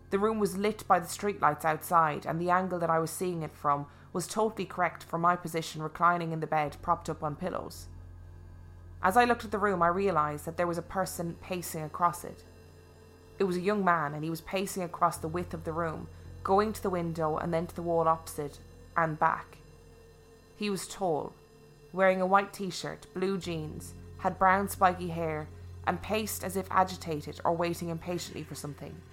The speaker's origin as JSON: {"language": "English", "town": "Gloucester", "region": "South West England", "country": "United Kingdom", "tie": "born or raised there", "moved": "as an adult", "lives_now": "London, United Kingdom", "said": "I was born and raised in Gloucester, but in 1998 moved to Barking in East London"}